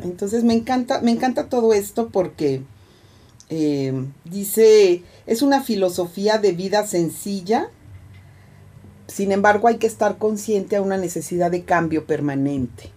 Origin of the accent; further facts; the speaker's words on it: Veracruz, Mexico; Veracruz, que es mi pueblo